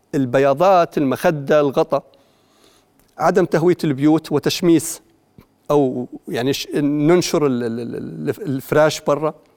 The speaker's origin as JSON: {"language": "Arabic", "country": "Jordan", "said": "احنا اولاد البلد واحنا احنا مواطنين"}